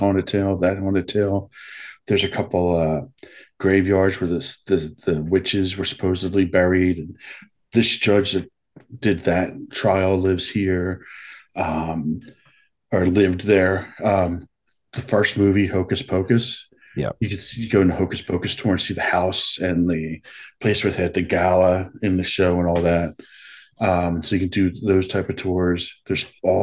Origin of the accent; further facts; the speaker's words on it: Philadelphia, Pennsylvania, United States; now in Salem, United States; I'm not originally from Salem. I'm originally from Philadelphia